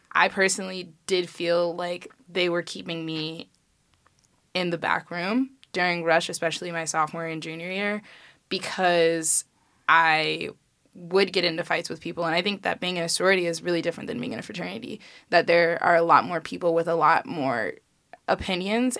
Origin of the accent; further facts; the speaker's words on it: Chicago, Illinois, United States; I'm from Chicago